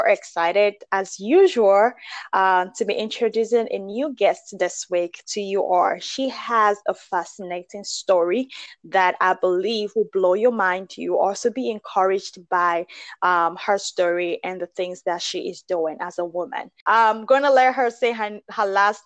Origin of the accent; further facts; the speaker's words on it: Nigeria; I'm Nigerian